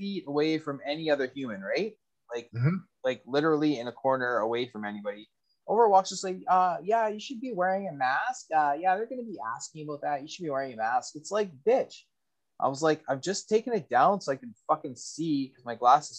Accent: Canada; as a Canadian

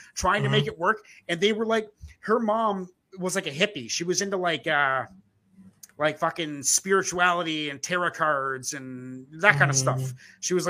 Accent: East Coast of Canada, Atlantic Canada, Canada; now in West Coast, Canada; I'm from the East Coast. I live on the west coast of Canada

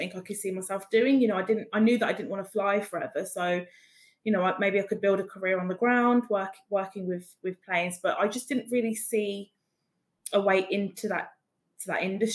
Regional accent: Birmingham, West Midlands, United Kingdom; moved away; I'm from Birmingham originally.

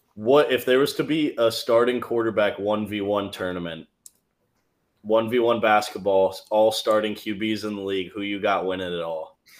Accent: Cleveland, Ohio, United States; my hometown Browns.

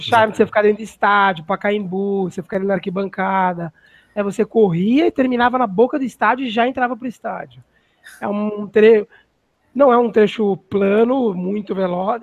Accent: São Paulo, Brazil; eu sou de São Paulo

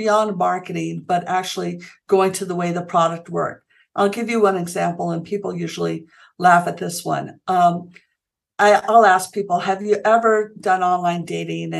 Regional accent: Santa Fe, New Mexico, United States; also born or lived in Stanford, California; I grew up here in Santa Fe, New Mexico

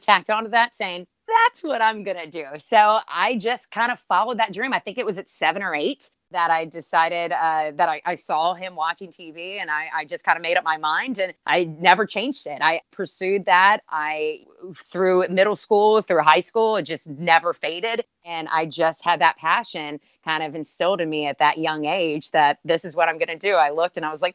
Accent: Winchester, Virginia, United States; I'm from Winchester, Virginia, which is in the Shenandoah Valley, the beautiful Blue Ridge Mountains surrounding us. I grew up there, born and raised.

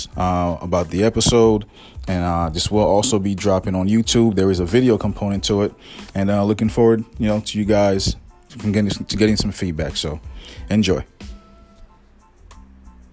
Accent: Connecticut, United States; also born or lived in Haiti / Brooklyn, New York; I'm from CT, from Connecticut. I wasn't born and raised there. I was born in Haiti. I came here when I was like maybe 10 or 11 maybe, so I'm 41 now, so been here most of my life

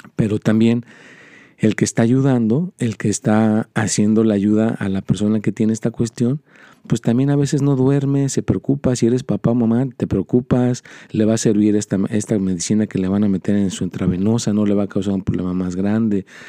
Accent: Mexico; now in United States; yo soy mexicano

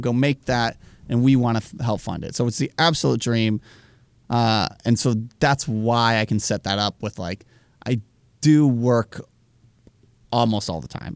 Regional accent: United States; as an American

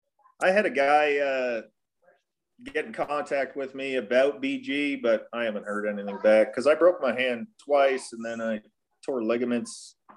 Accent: Elmira, Ontario, Canada; we grew up in Elmira, it's German area, so I wasn't like a real change going to Germany either, really.

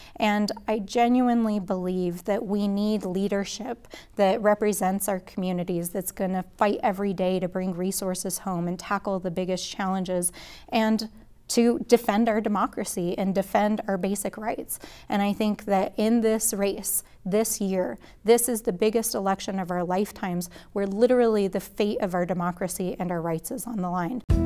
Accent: Albuquerque, New Mexico, United States; as somebody who grew up in a working class family right here in Albuquerque, I grew up in the North Valley and the West Side

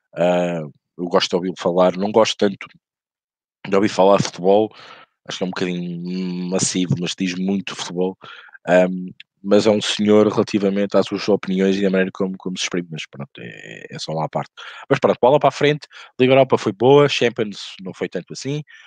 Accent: Portugal; como português

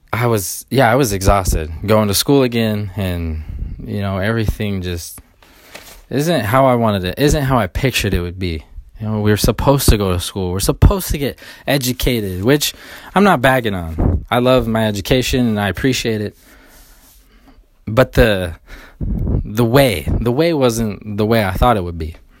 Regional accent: Sacramento, California, United States; moved away; I'm from originally from Sacramento

